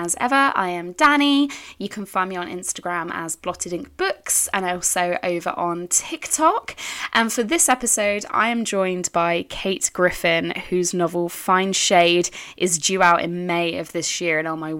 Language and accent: English; United Kingdom; I think, you know, we're British. We know better at this point to hope for anything.